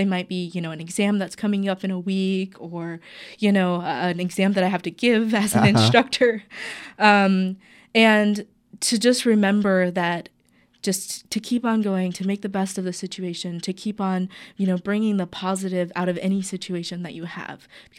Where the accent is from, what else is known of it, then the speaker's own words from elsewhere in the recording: North Carolina, United States; born there; now in Portland, United States; And so I was born in the South in North Carolina and then moved out to Portland about 16, 17 years ago.